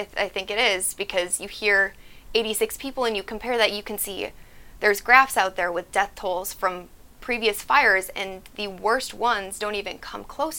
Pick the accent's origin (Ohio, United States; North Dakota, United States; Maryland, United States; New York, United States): North Dakota, United States; moved away as an adult; now in California, United States; I recently moved to California. I'm originally from North Dakota.